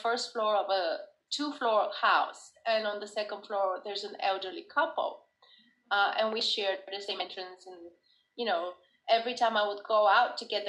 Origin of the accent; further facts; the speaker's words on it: Bulgaria; now in United States; I'm originally from Bulgaria